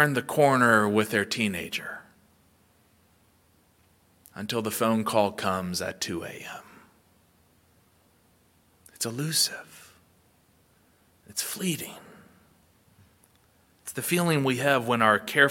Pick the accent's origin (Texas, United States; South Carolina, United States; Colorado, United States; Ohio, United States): Ohio, United States; now in South Georgia, United States; Growing up in Ohio